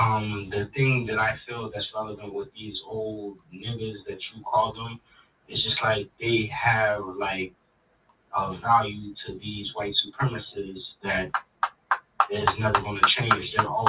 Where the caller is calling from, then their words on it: Pleasantville, New Jersey, United States; I'm …, and I come from Pleasantville, Atlantic City, New Jersey.